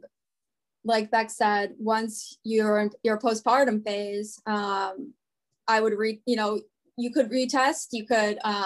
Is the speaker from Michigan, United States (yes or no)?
no; Cleveland, Ohio, United States; now in Northern Virginia/Maryland area, United States; I'm from Cleveland